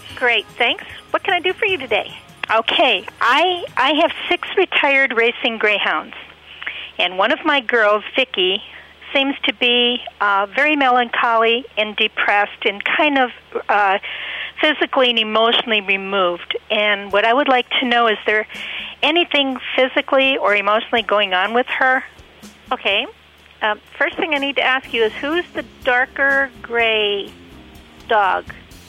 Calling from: Ohio, United States; Hi, I'm calling from Ohio.

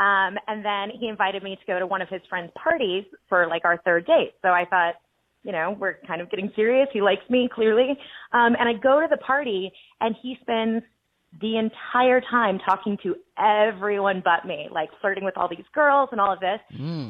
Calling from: Mesa, Arizona, United States; from Mesa, Arizona.

